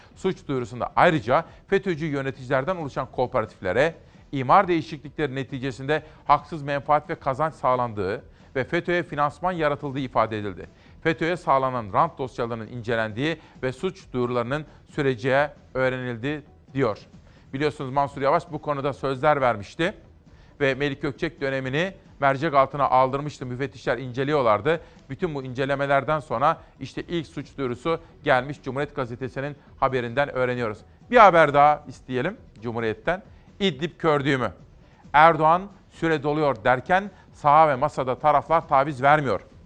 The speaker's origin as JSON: {"language": "Turkish", "region": "Aegean Region", "country": "Turkey", "said": "bir Egeli olarak, aslında bir Anadolulu olarak."}